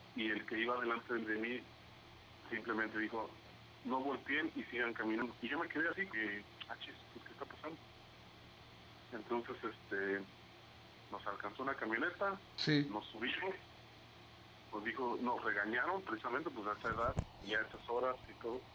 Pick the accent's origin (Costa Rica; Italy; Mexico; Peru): Mexico; Xalapa, Veracruz; now in Monterrey, Mexico; soy originario de Veracruz, pero ya llevo aquí, ya llevo mis años aquí viviendo en Monterrey